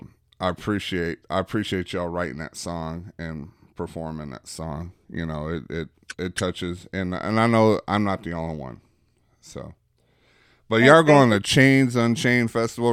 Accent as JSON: {"language": "English", "town": "Bauxite", "region": "Arkansas", "country": "United States", "said": "I'm from Bauxite"}